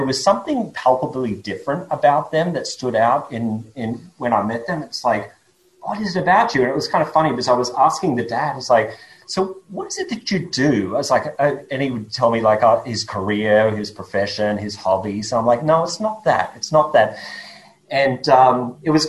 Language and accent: English; Australia; accent: Australian; my accent is Australian. Born and grew up in Australia